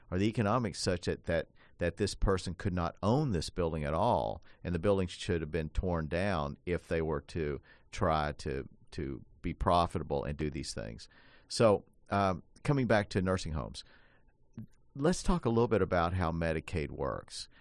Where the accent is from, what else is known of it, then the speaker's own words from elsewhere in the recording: Appalachia, United States; I grew up in Appalachia